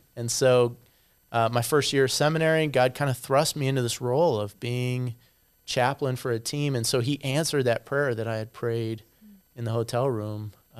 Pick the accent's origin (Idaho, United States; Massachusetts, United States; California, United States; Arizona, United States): Arizona, United States; also born or lived in Colorado / Michigan / Chicago; Actually I'm a native of Colorado, but I grew up in Arizona, Michigan.